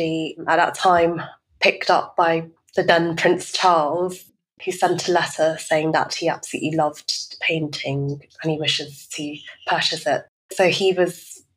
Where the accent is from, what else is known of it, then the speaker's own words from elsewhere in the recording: London, United Kingdom; growing up in London as a Chinese, British-Chinese-Vietnamese